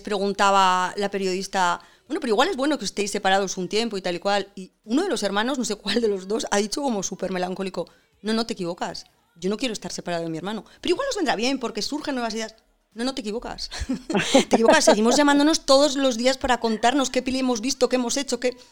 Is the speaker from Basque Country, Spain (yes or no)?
yes; San Sebastián, Basque Country, Spain; como yo, Donosti, que soy donostiarra